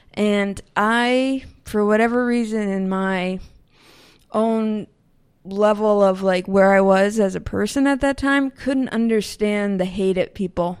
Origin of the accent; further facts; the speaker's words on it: Northeast, United States; also born or lived in Berkeley, California; now in Burlington, Vermont, United States; growing up in the Northeast